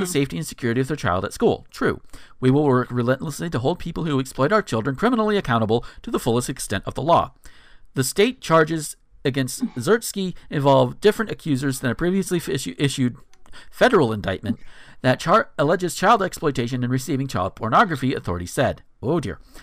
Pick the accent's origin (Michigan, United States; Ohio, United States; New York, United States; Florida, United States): Florida, United States; Northwest; I grew up in Northwest Florida, right on the border of Alabama and Georgia